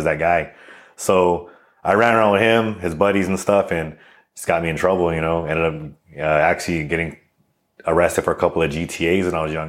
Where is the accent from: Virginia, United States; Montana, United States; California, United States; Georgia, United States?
California, United States; El Monte; So I'm originally from El Monte, California. Upbringing was, you know, kind of like, I guess, everyone else's upbringing when it comes to, California in general.